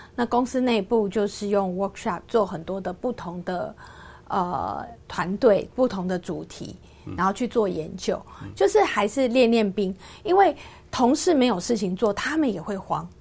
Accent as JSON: {"language": "Chinese", "area": "Yingge", "region": "New Taipei", "country": "Taiwan", "tie": "born or raised there", "said": "因为在英格的时候，它是乡下，它当时是个工业小镇，不像现在是一个观光小镇"}